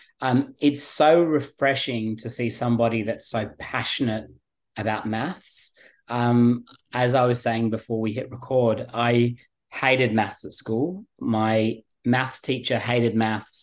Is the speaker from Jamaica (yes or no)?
no; England, United Kingdom; now in Australia; I was born in England